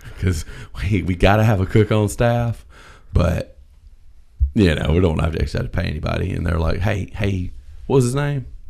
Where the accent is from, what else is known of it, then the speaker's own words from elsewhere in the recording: the South, United States; I'm from the South